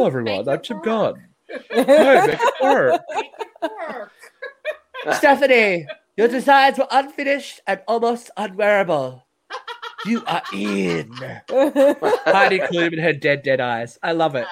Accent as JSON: {"language": "English", "region": "New South Wales", "country": "Australia", "tie": "born or raised there", "said": "my hometown"}